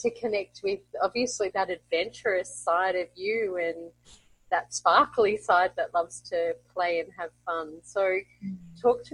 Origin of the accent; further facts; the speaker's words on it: Brisbane, Queensland, Australia; now in Colombia; I am originally from Brisbane, Australia, and currently living in South America, in Colombia